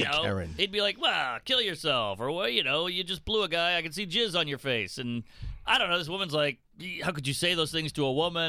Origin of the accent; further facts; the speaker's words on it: Louisiana, United States; I'm from Louisiana.